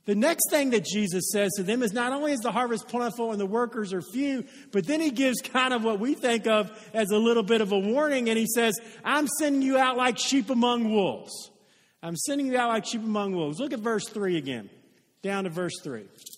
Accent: Oldham County, Kentucky, United States; I live in Odom County. I was raised in Odom County

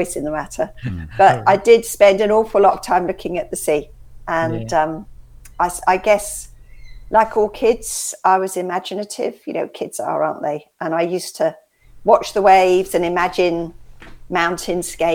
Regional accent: West Sussex coast, South East England, United Kingdom; my dad in fact still lives in the house that I grew up in on the West Sussex coast

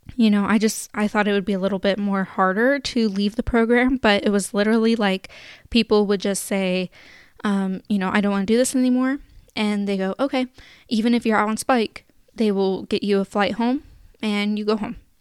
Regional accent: Sacramento, California, United States; I'm from Sacramento

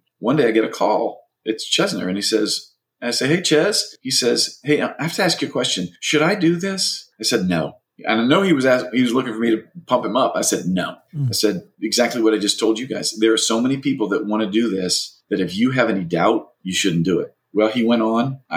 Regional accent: Louisiana, United States; moved away as an adult; now in Los Angeles, United States; from Louisiana too

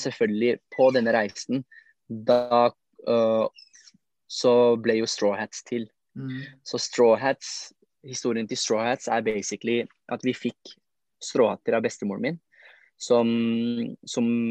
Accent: Oslo, Norway; vi er jo fra Lindeberg, Trosterud, Furuset-området

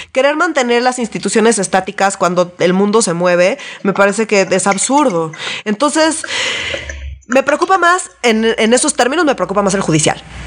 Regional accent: Mexico

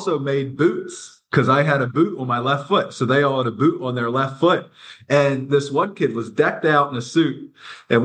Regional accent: Lancaster, Pennsylvania, United States; I'm from Lancaster, Pennsylvania

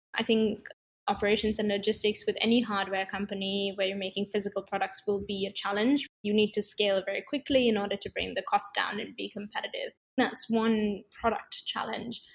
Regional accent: Sri Lanka; moved away; also born or lived in California / London; I grew up in Sri Lanka and then I went to study in California

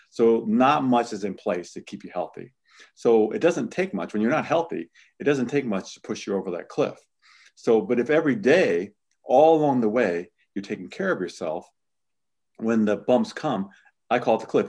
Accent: Midwest, United States; I'm from the Midwest

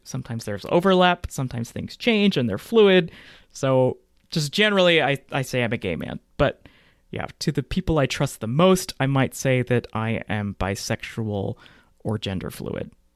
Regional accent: Texas, United States; I grew up in Texas in the nineties and early two thousands

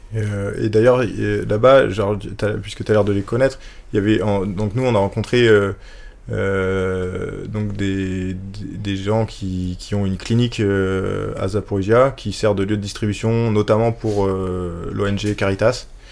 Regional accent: France; en tant que bon français qui est habitué aux institutions super fortes

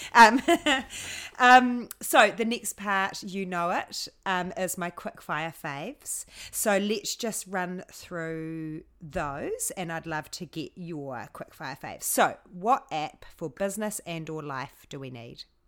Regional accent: Hamilton, Waikato, New Zealand; now in Mount Maunganui, New Zealand; I'm from Hamilton, Hamilton

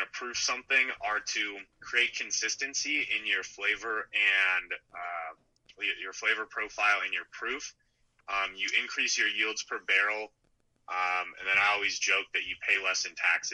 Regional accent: Wisconsin, United States; we're from Wisconsin

